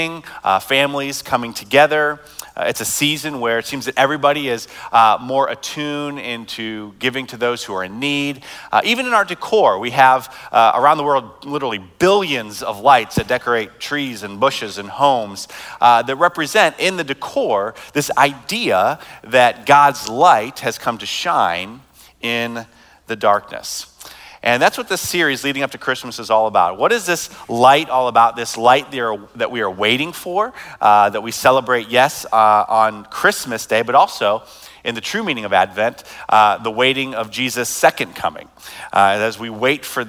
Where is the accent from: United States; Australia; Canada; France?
United States; as American